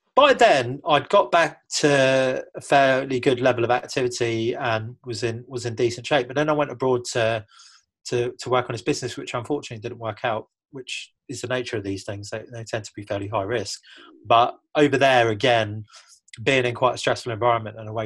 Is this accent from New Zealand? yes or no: no; United Kingdom; moved away; as a Brit